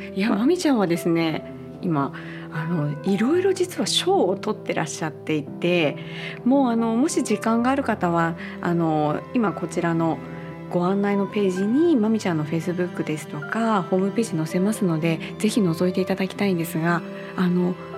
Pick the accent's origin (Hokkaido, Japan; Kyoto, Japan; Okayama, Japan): Hokkaido, Japan; Sapporo; now in Oita, Japan; 私は札幌市出身で今大分在住